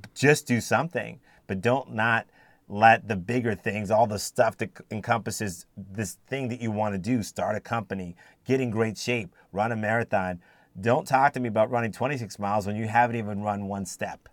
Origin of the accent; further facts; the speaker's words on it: United States; also born or lived in Cayman Islands / Jamaica; being born in the United States and raised in the United States primarily, um, as an African American